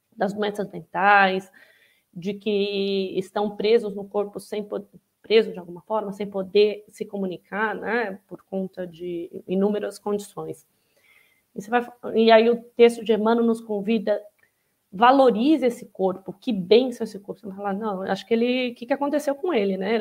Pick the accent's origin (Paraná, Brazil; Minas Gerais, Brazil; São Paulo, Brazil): São Paulo, Brazil; Araçatuba; quando eu estou na minha cidade natal, em Aracatuba, que em geral faz 35, 40 graus no interior de São Paulo